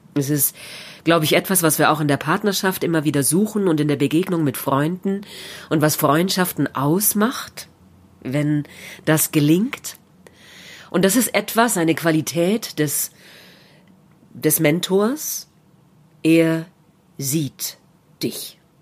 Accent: Germany; Märchen aus meiner Heimat

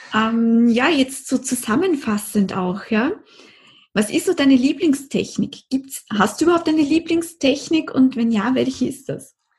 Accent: Austria; bei uns in Österreich

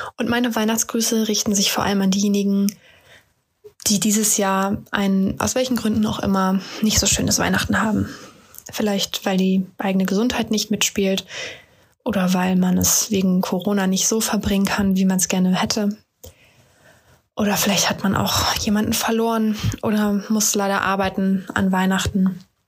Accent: Oldenburg, Lower Saxony, Germany; komme aus Oldenburg

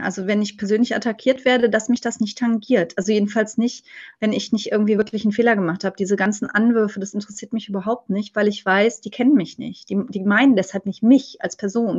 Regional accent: Cologne, North Rhine-Westphalia, Germany; moved away; ich bin gebürtige Kölnerin, aber ich lebe mein halbes Leben in Rheinland-Pfalz

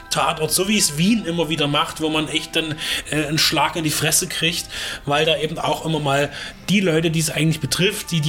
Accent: Dresden, Saxony, Germany; als Dresdner, zumindest als sächsisches Original, kann man ja sagen

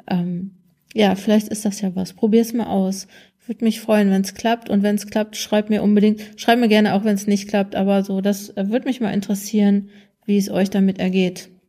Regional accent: North Rhine-Westphalia, Germany; Ich komme ja aus Nordrhein-Westfalen, da gibt's ähm, WDR 5

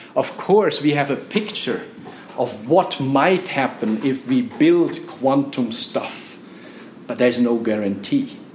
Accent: Turkey; moved away as an adult; now in Switzerland; I am coming from Turkey and I'm 24 years old

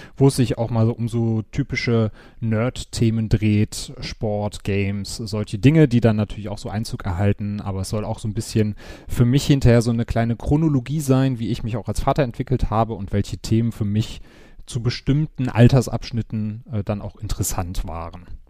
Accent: Wuppertal, North Rhine-Westphalia, Germany; moved away as an adult; now in Cologne, Germany; Komme gebürtig aus Wuppertal, wohne jetzt seit äh, knapp

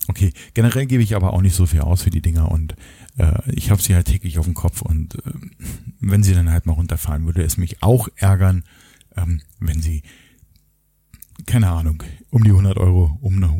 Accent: Berlin, Germany; und ich komme ja aus dem Osten sozusagen. Ich bin ja in Berlin geboren, in Ostberlin und auch dort aufgewachsen.

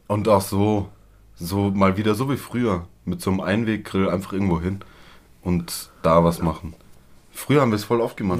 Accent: Germany; Ich bin Deutsche

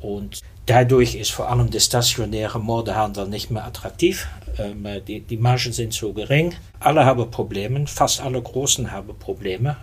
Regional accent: Belgium; German is a second language; moved away as an adult; also born or lived in Netherlands; now in Germany; ich bin äh, Niederländer, in Belgien groß geworden. Seit 97 lebe ich in Deutschland

